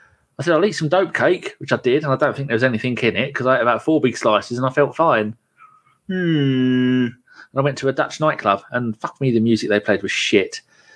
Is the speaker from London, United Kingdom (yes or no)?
yes; London, United Kingdom; now in near Cambridge, United Kingdom; I said, "Well, I'm born in London, but I live near Cambridge."